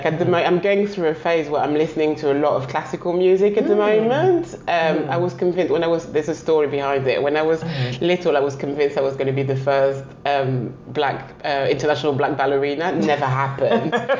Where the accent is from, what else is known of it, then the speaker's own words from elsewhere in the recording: Paris, Île-de-France, France; I mean, I still think, although I was raised in Paris, I still think London is the best city in the world.